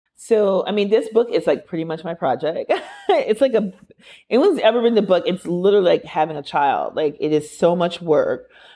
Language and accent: English; Minneapolis, Minnesota, United States; George Floyd was murdered six blocks away from where I went to elementary school. I'm from Minneapolis.